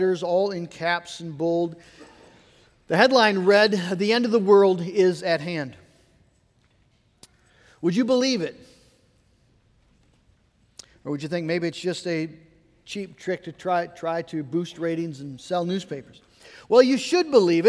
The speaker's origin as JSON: {"language": "English", "country": "United States", "said": "American Christians"}